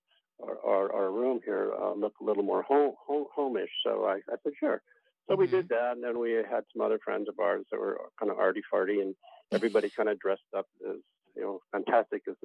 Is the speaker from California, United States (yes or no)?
yes; Santa Monica, California, United States; I came back to my hometown, Santa Monica